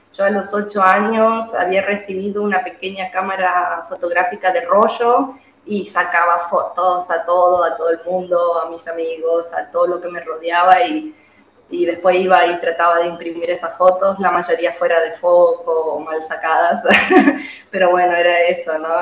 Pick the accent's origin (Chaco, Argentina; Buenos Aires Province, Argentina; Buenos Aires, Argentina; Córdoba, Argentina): Chaco, Argentina; Juan José Castelli; soy de Juan José Castelli, eh, un pueblo que hoy ya es ciudad, que está ubicado en la provincia del Chaco, en el norte argentino